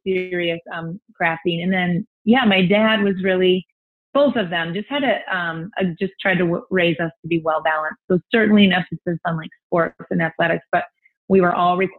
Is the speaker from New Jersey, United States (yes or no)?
no; Toledo, Ohio, United States; also born or lived in Milwaukee, Wisconsin; we were in South Toledo where I grew up since I was five, went to the same school since third through 12th grade